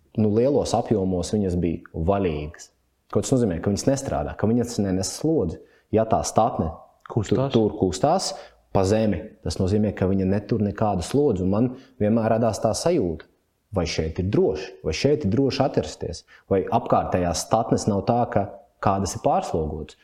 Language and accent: Latvian; Jelgava, Zemgale, Latvia; Pats esmu Jālgavnieks